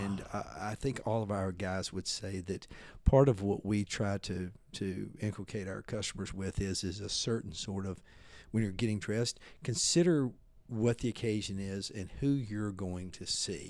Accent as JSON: {"language": "English", "region": "Mississippi", "country": "United States", "tie": "born or raised there", "moved": "yes", "lives_now": "Texas, United States", "said": "we grew up in Mississippi"}